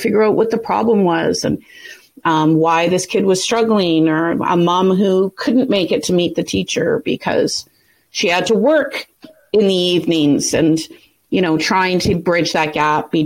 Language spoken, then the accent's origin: English; Thunder Bay, Ontario, Canada; I grew up in Northwestern Ontario